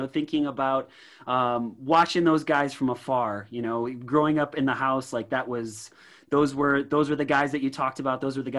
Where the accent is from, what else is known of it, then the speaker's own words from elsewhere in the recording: Chicago, Illinois, United States; I grew up in the Chicagoland area.